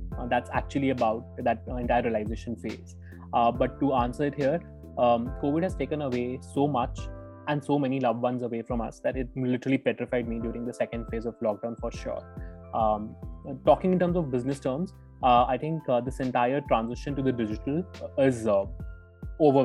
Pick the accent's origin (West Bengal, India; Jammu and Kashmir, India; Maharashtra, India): Jammu and Kashmir, India; Jammu; my home in Jammu, which happens to be my hometown.